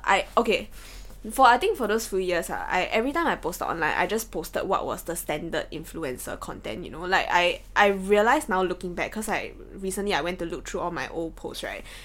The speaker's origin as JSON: {"language": "English", "country": "Singapore", "tie": "born or raised there", "said": "we as Singaporean kids"}